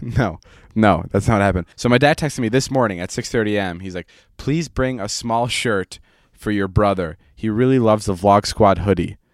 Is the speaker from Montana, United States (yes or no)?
no; Vernon Hills, Illinois, United States; moved away; my hometown of Vernon Hills